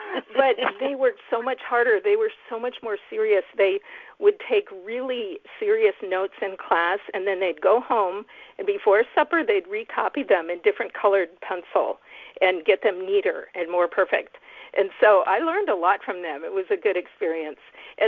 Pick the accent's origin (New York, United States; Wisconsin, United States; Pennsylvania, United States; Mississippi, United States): Wisconsin, United States; now in Mendocino Coast, United States; So I grew up in Wisconsin Dairyland, in a German, like a town that had Catholic German immigrants, you know, from a long time back. Like my classmates were third generation, fourth generation. So it was definitely a town full of farms, but my parents were beatniks